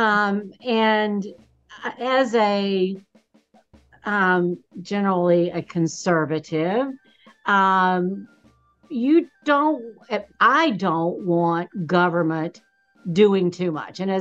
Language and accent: English; Alabama, United States; moved away as an adult; now in Washington, United States; I'm originally from Alabama